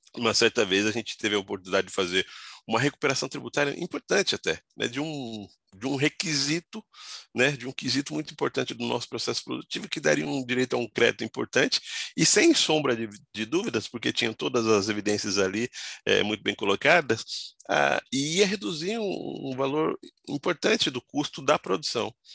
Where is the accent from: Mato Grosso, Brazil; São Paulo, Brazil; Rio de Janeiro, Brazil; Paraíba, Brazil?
São Paulo, Brazil; also born or lived in Goiás; eu sou de Goiás, mas eu vim com a minha família para São Paulo, eu tinha um ano de idade, né? Então eu já sou radicado